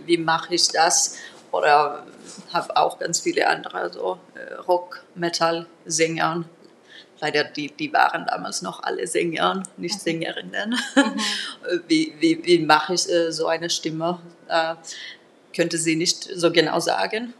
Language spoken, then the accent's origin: German; Turku, Southwest Finland, Finland; German is a second language; moved away; Ich komme aus Turku